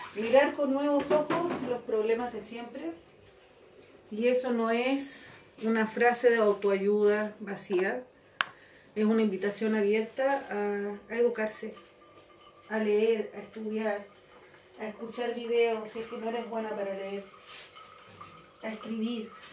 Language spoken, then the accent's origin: Spanish; Chile; nosotros, que somos chilenos